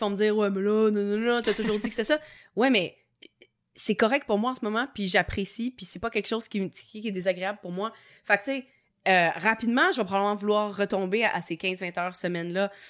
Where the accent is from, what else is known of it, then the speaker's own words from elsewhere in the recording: Quebec, Canada; accent: Québécois; mon petit accent québécois